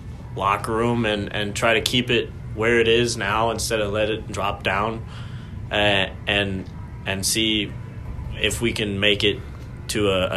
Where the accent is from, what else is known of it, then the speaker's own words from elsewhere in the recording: Athens, Ohio, United States; That's pretty close to my hometown.